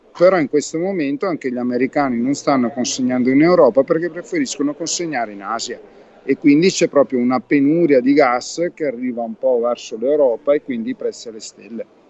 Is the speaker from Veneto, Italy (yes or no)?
yes; Verona, Veneto, Italy; io sono veronese in realtà